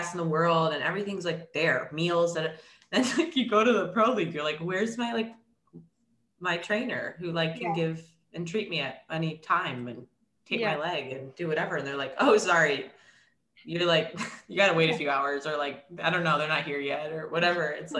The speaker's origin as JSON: {"language": "English", "region": "New York", "country": "United States", "said": "I'm from New York"}